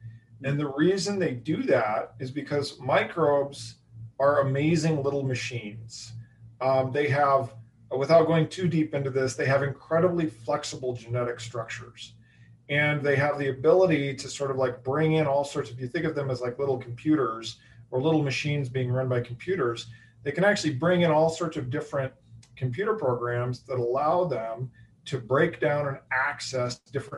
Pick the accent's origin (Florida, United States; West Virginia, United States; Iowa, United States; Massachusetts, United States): Iowa, United States; I've rooted from the Chiefs for the Chiefs ever since I was 8 years old, because I grew up in Central Iowa.